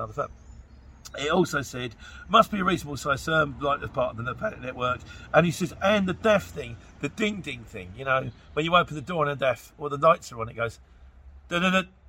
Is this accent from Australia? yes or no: no; Luton, East of England, United Kingdom; I'm from Luton